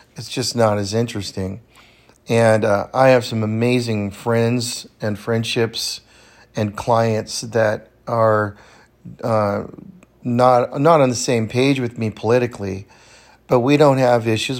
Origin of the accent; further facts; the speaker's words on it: the Sierras, California, United States; now in Bend, United States; I grew up in the Sierras in California